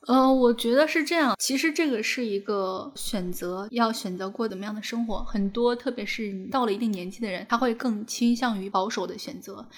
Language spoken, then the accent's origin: Chinese; rural Shandong, China; moved away; 我老家是山东农村